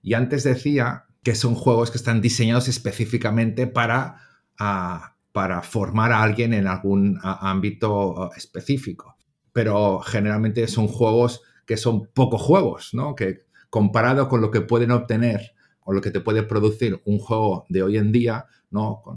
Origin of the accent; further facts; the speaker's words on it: Catalonia, Spain; also born or lived in England; soy un profe catalán, nacido en Inglaterra, de, procedencia polaca, porque mis abuelos son polacos